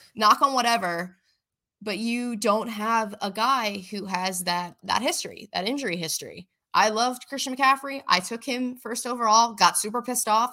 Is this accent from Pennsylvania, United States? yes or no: yes; Philadelphia, Pennsylvania, United States; I'm from Philly